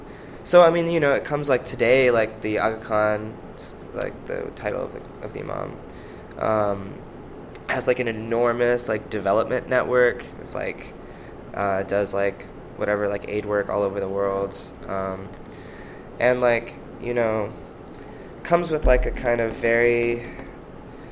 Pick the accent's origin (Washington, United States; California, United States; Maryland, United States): Washington, United States; Seattle; moved away as an adult; now in New York, United States; I grew up in the in the Seattle area.